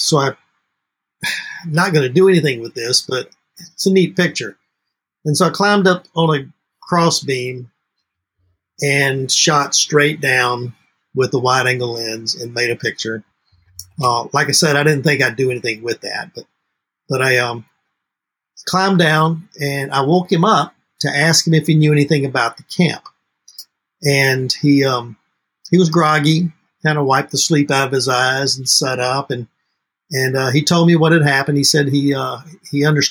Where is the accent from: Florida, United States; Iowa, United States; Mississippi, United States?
Mississippi, United States; now in New Orleans, United States; I didn't grow up in New Orleans. I grew up in Mississippi